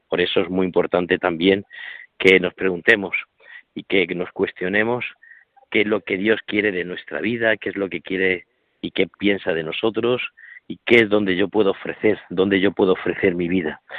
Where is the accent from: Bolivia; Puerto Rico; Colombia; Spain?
Spain; Corral de Almaguer, Castilla-La Mancha; now in Alcuéscar, Spain; allí en Corral de Almaguer, en mi pueblo